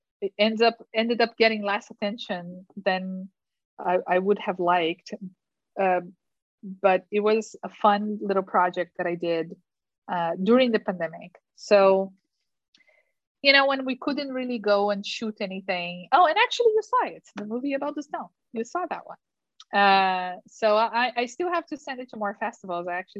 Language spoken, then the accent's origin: English; Curitiba, Paraná, Brazil; English is a second language; moved away as an adult; now in United States; Curitiba, which is my hometown